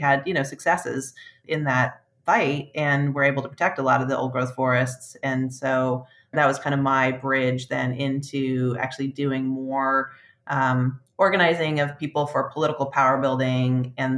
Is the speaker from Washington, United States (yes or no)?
yes; Poulsbo, Washington, United States; also born or lived in Port Townsend, Washington; I grew up in a small town called Paulsbow, which is across the Puget Sound from Seattle. That's like a small Norwegian fishing village.